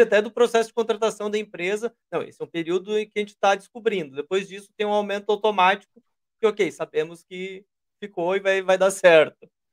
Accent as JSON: {"language": "Portuguese", "country": "Brazil", "said": "nós somos brasileiros"}